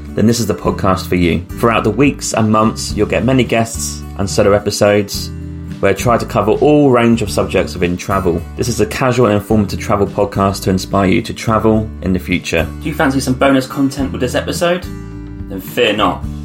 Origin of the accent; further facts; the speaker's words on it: United Kingdom; moved away; I did grow up there